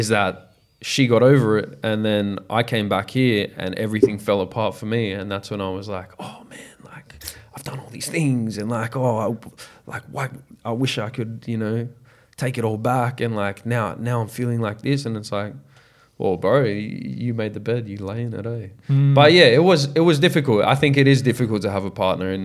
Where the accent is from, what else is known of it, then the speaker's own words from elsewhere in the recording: Australia; I'm an Australian artist